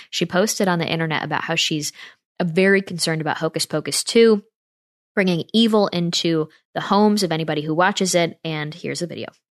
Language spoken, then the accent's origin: English; Northeast, United States; moved away; I'm from the Northeast where, like, every neighborhood house is covered in, like, fake spider webs